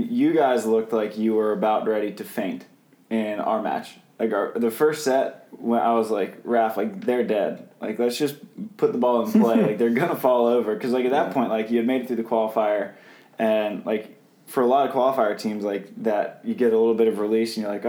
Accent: Pennsylvania, United States; It's actually pretty close to like my hometown. It's just like in like southeast or like kind of the middle of Pennsylvania in the south.

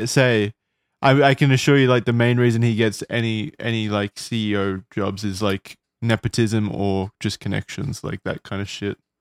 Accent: Australia; as an Australian

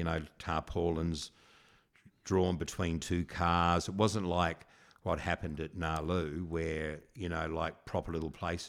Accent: South Australia, Australia; I mean, even when I grew up in South Australia, my mum and dad used to drop me this place called Southport.

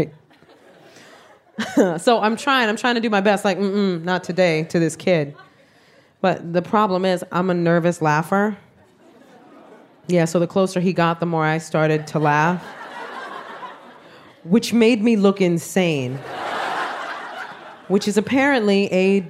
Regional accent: New York City, New York, United States; I am Puerto Rican from the South Bronx.

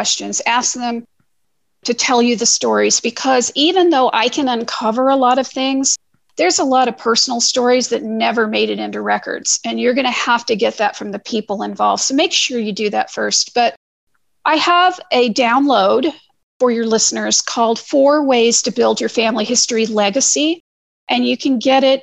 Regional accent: Missouri, United States; now in Ohio, United States; And I'm from Missouri and I live in Ohio

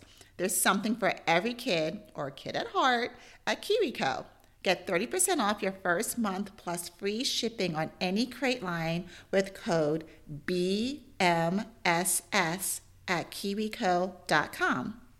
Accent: New York City, New York, United States; and I grew up in New York City.

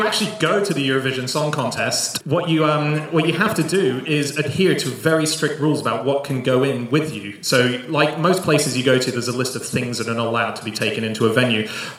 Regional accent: Australia; I'm an Aussie.

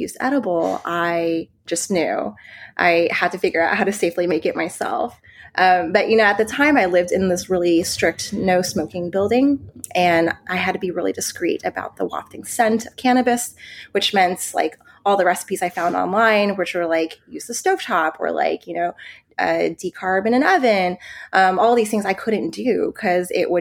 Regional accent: Texas, United States; moved away as an adult; also born or lived in New York; I'm originally from Texas, I moved to New York for college.

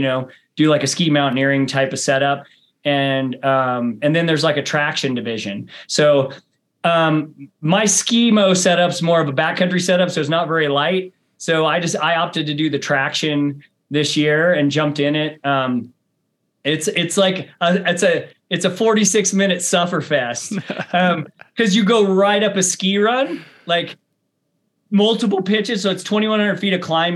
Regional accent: rural Missouri, United States; also born or lived in Bend, Oregon; now in Flagstaff, United States; I grew up on a 700-acre family farm

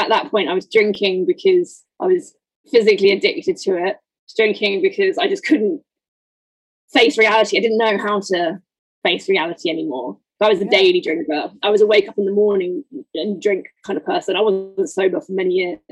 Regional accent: United Kingdom; moved away as an adult; I'm not originally from London. I'm just outside

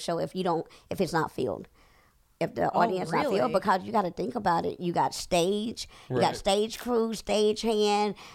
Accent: Corsicana, Texas, United States; moved away as an adult; also born or lived in Dallas, Texas / Irving, Texas; now in Atlanta, United States; I'm from Corsicana, but when I graduated and started going to college, and I went to DeVry up there in Irving.

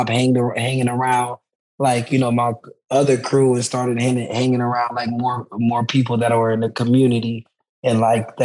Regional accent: Boynton Beach, Florida, United States; I'm from Boynton Beach, Florida. My mom and dad is Haitian, and they're immigrants. And when they came here, you know, like we moved into some low-income housing. And, you know, grew up through like the community center

